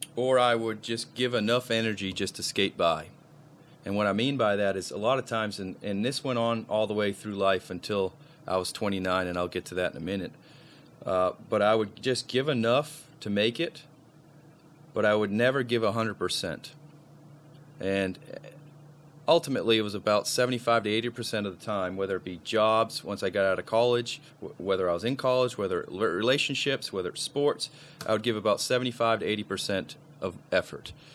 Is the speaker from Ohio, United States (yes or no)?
no; Maine, United States; moved away; also born or lived in Jacksonville, Florida / Tallahassee, Florida; I'm originally from Maine. So, a Maine boy living in Tallahassee